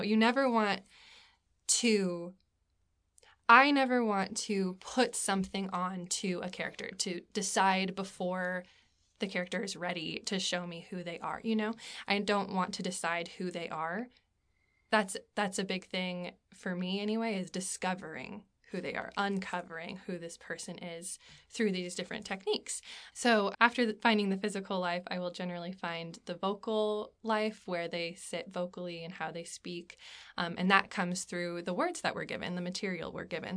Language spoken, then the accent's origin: English; Anchorage, Alaska, United States; moved away as an adult; now in Abingdon, Virginia, United States; I am originally from Anchorage, Alaska, the last frontier.